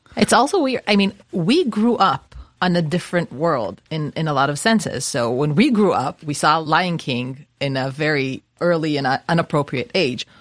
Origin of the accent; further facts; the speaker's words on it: Israel; I grew up in Israel